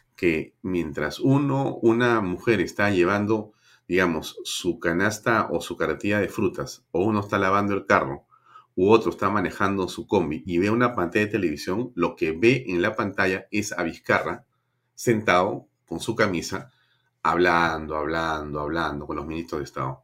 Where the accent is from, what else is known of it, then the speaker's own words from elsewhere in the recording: Peru; somos más los peruanos honestos